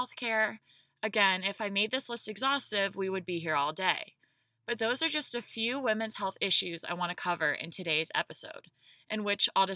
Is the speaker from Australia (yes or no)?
no; the South, United States; I'm from the South